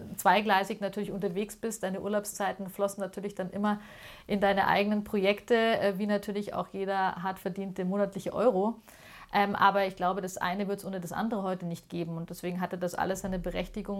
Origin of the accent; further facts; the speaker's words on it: Munich, Bavaria, Germany; ich bin tatsächlich in Münderkindl und in Heidhausen groß geworden